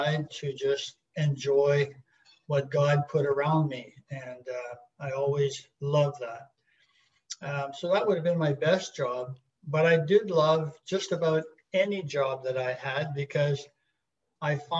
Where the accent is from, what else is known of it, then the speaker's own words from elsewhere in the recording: Peace River country, northern Alberta, Canada; moved away as an adult; We grew up in a small town and way up north in northern Alberta in the Peace River country